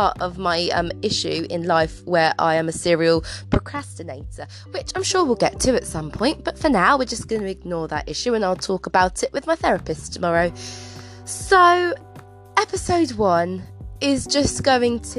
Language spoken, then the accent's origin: English; England, United Kingdom; we live in a cold, grey England